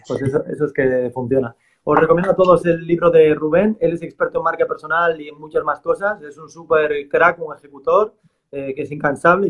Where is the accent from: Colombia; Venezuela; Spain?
Spain; Galicia; que no soy vasco, soy gallego